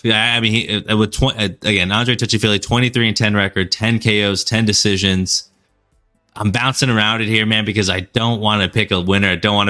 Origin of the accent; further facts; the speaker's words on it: Sacramento, California, United States; moved away; Shout out Sacramento, man. My hometown now. Well, not now. Where my parents live. Went to school.